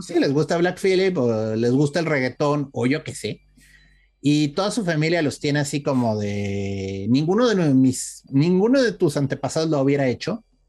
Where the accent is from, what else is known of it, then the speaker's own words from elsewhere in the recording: Mexico; nuestro Día de Muertos